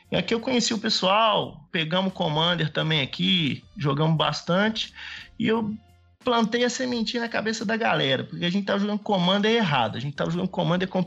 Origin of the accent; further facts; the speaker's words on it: São João del Rei, Minas Gerais, Brazil; now in Pouso Alegre, Brazil; eu sou de São João Del Rei, mas agora tô morando em Pouso Alegre. É, São José é uma cidadezinha ali perto de Tiradentes, bastante igreja.